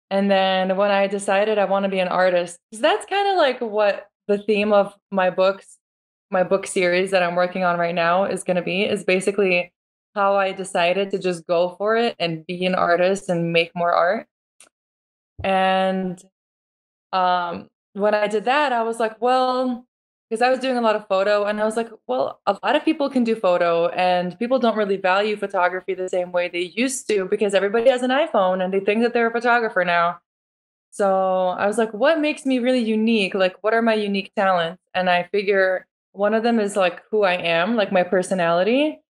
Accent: Lithuania; now in United States; it's actually Lithuanian. That's where I'm from, and it's a very common and popular name there. Very traditional. Mm-hmm. Um, so I was born in Lithuania. I moved to America in 2003.

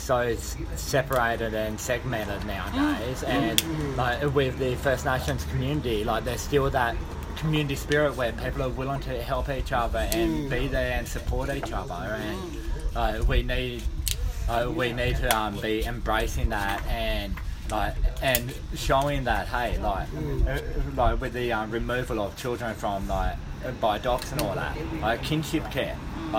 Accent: Australia; growing up in Gora, a small community

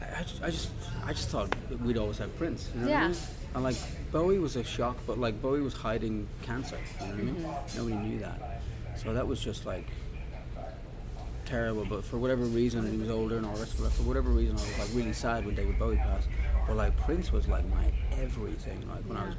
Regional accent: Dublin, Leinster, Ireland; moved away; also born or lived in Los Angeles; I grew up in Dublin

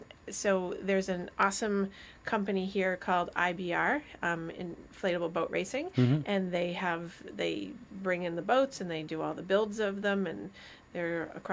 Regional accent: Vermont, United States; moved away; So growing up in Vermont, I find that the flatness is not my cup of tea.

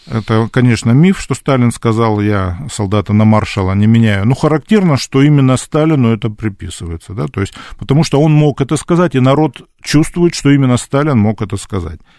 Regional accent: Krasnodar Krai, Russia; я вот вырос в Краснодарском крае, он руководил тогда краем

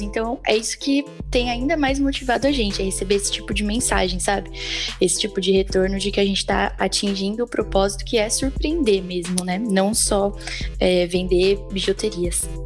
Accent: Santo André, São Paulo, Brazil; eu sou de Santo André

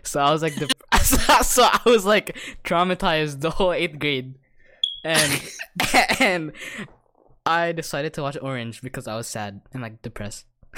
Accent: Philippines; I think it's deep down. I think it's because we're Filipino.

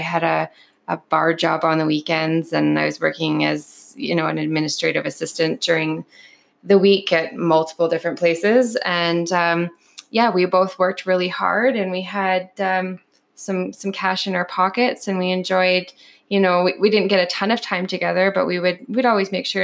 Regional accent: Canada; I've lived here my whole life

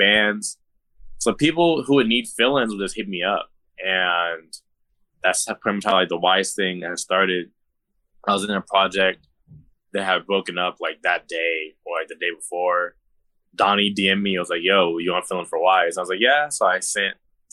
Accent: Lake Elsinore, California, United States; I'm from the Inland Empire, like Lake Elsinore, Riverside County

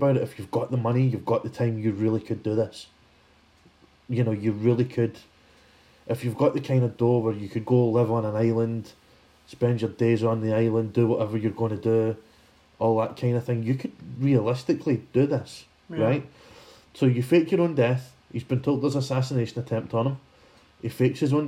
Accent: Scotland, United Kingdom; I'm not British, I'm Scottish

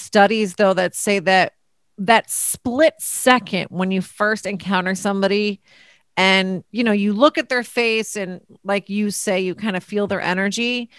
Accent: New Jersey, United States; We're both from Jersey.

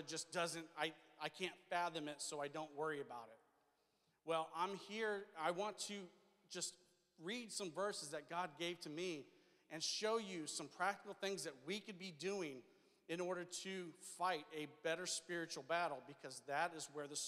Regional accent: the South, United States; I'm from the South

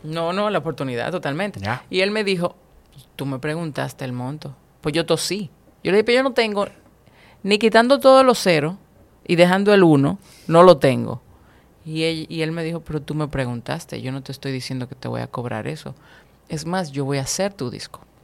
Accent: Dominican Republic; aquí en mi país

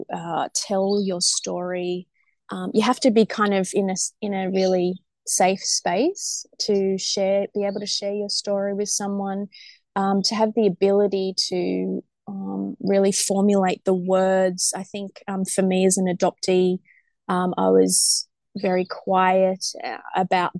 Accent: Sydney, New South Wales, Australia; we're normally from Sydney

